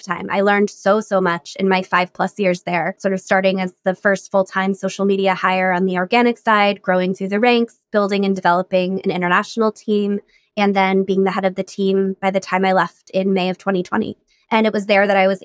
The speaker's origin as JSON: {"language": "English", "region": "Colorado", "country": "United States", "tie": "born or raised there", "moved": "yes", "said": "I grew up in Colorado"}